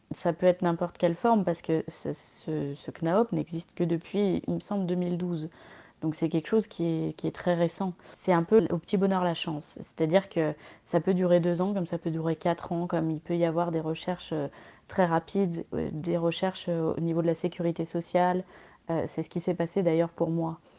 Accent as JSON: {"language": "French", "country": "France", "tie": "born or raised there", "said": "je suis née sous X en France"}